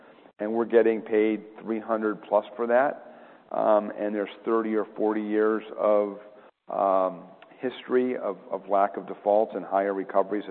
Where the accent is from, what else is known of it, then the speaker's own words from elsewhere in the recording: Rochester, New York, United States; I grew up in Rochester, New York